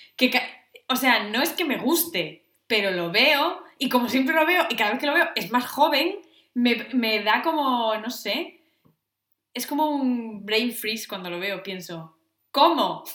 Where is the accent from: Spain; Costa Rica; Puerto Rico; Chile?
Spain; Asturias; yo soy de Asturias